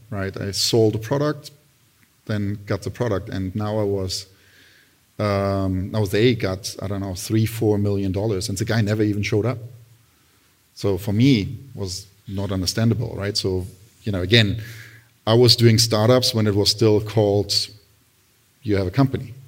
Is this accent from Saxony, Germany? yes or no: no; Berlin, Germany; moved away as an adult; also born or lived in Italy / Milan; now in United States; I grew up in Berlin